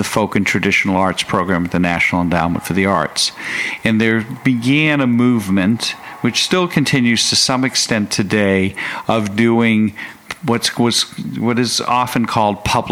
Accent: Boston, Massachusetts, United States; moved away; also born or lived in Dallas; growing up in Boston

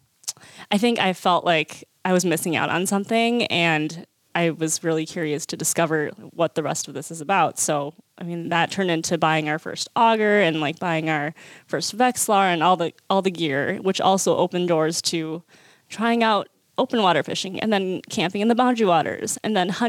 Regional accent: Minneapolis, Minnesota, United States; also born or lived in South Korea / Eau Claire, Wisconsin; I grew up in the Twin Cities

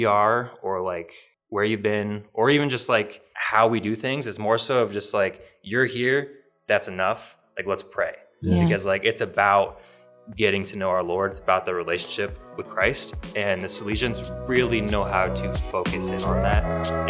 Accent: St. Petersburg, Florida, United States; I am from St. Petersburg, Florida. So I went to St. Pete Catholic.

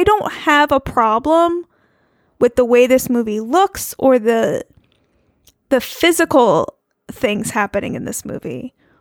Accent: New York, United States; I grew up in New York State

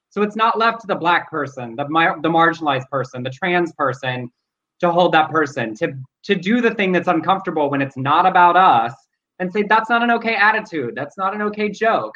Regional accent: the South, United States; now in California, United States; we are from the South

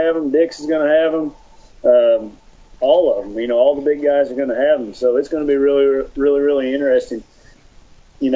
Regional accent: Oklahoma, United States; I'm from Oklahoma

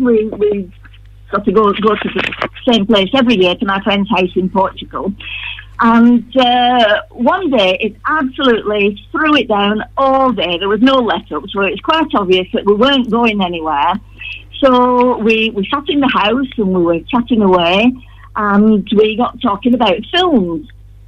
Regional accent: Todmorden, Yorkshire and the Humber, United Kingdom; accent: Lancastrian; also born or lived in Rawtenstall; now in Bacup, United Kingdom; I'm originally a Tomerden girl, but then I came over to the Valley and lived in Rottenstall for a while. But now I've been living in Baycrop for the last 2.5 years.

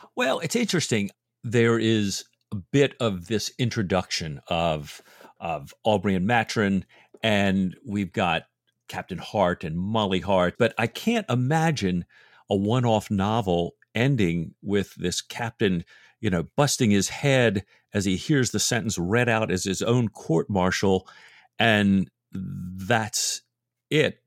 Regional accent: England, United Kingdom; as an Englishman

